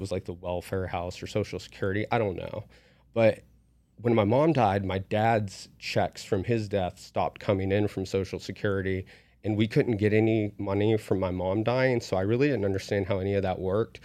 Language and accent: English; West Virginia, United States; now in Las Vegas, United States; I was raised in West Virginia